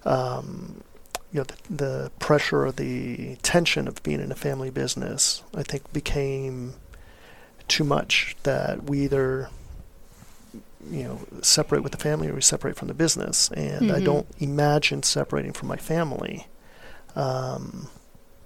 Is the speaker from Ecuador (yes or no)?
yes; Ecuador; also born or lived in Miami, United States; now in Austin, United States; I'm from Ecuador